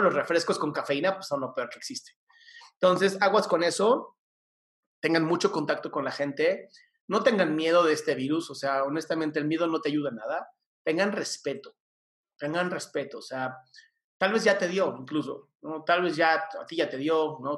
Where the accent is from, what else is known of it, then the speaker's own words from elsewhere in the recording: Mexico City, Mexico; Yo nací en esta ciudad hermosa, la Ciudad de México. Soy chilango de toda mi vida